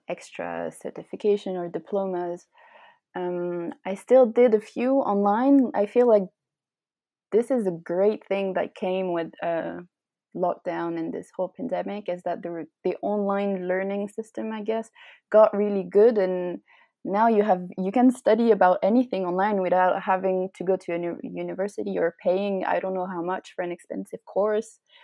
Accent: Switzerland; also born or lived in United Kingdom; When I came back uh, to Switzerland

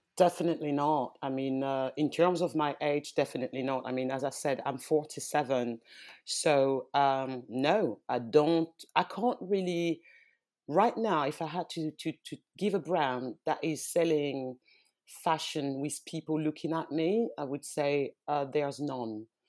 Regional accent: France; also born or lived in West Africa (ancestry); now in London, United Kingdom; I was born in France. Um, I'm from, uh, I'm originally from West Africa. Well, my parents, because I was born in France.

